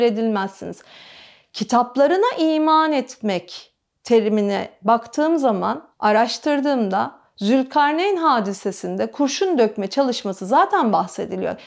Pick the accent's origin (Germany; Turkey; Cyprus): Turkey; Istanbul; Benim yaşadığım alan hep burası. Benim babam da dahil bu binanın ahşap halinde doğdu. 1923'ten beri İstinye İstanbul'dayız biz.